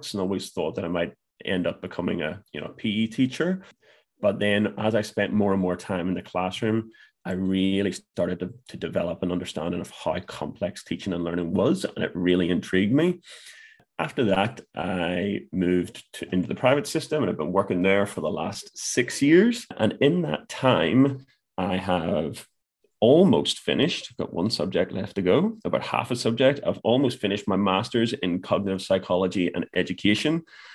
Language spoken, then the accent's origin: English; Belfast, Northern Ireland, United Kingdom; accent: Irish; moved away as an adult; also born or lived in Glasgow / Newcastle upon Tyne; now in Australia; This is an Irish accent. I was born and raised in Belfast in Northern Ireland and came to Australia 11 years ago by way of Glasgow